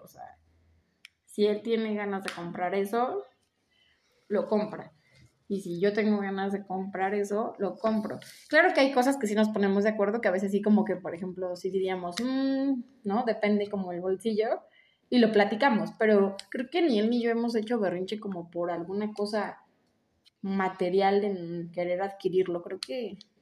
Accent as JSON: {"language": "Spanish", "region": "Mexico City", "country": "Mexico", "moved": "as an adult", "lives_now": "Chiapas, Mexico", "said": "Soy de la Ciudad de México, estudié leyes, migré para Chiapas"}